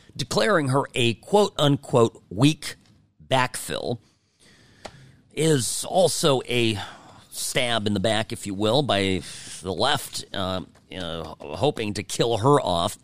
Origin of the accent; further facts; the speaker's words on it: California, United States; moved away as an adult; now in Nevada, United States; I'm guy from California